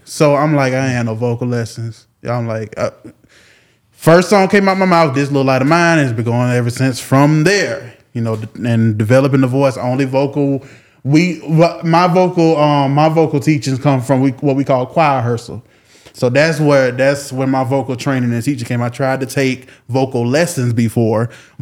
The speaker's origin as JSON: {"language": "English", "town": "Jacksonville", "region": "Florida", "country": "United States", "tie": "born or raised there", "said": "born and raised in Jacksonville, Florida, 1995"}